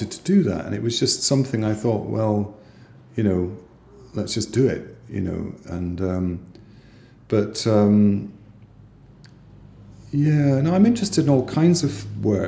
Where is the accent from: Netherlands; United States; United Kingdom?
United Kingdom; Edinburgh, Scotland; growing up in South Edinburgh